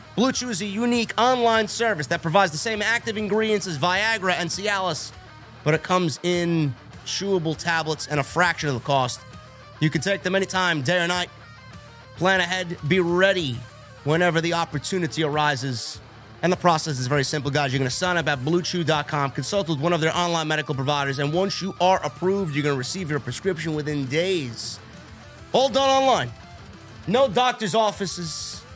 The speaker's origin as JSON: {"language": "English", "town": "New York City", "region": "New York", "country": "United States", "said": "I'm from the Bronx"}